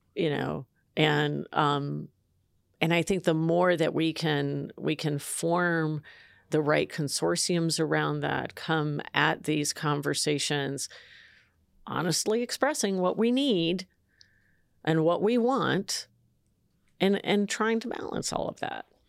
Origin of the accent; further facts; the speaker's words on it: San Jose, California, United States; I'm from San Jose, California.